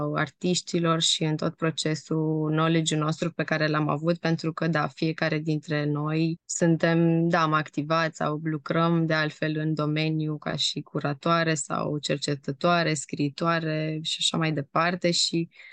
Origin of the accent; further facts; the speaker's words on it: Timișoara, Timiș County, Romania; moved away; also born or lived in Amsterdam; eu sunt din Timișoara